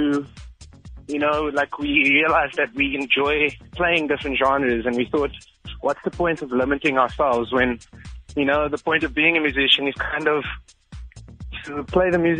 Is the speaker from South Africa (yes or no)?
yes; Cape Town, Western Cape, South Africa; I'm from Cape Town myself